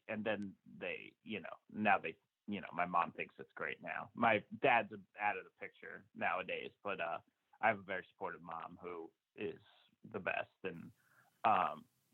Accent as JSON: {"language": "English", "region": "New Jersey", "country": "United States", "tie": "born or raised there", "said": "I lived in New Jersey my entire life. I was born in like Central Jersey, and, you know, lived up to there through high school"}